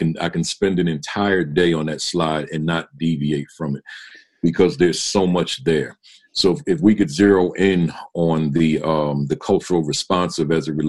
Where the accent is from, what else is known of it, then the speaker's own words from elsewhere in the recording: New Jersey, United States; So I went on and taught in New York, then went to Jersey, back with, which is my home state, and got certified there and taught there